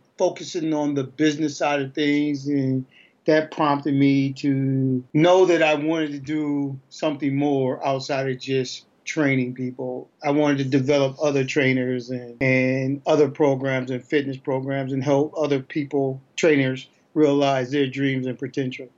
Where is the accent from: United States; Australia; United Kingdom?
United States; St. Paul, Minnesota; moved away as an adult; also born or lived in Little Rock, Arkansas; I am from Minnesota, or St. Paul, Minnesota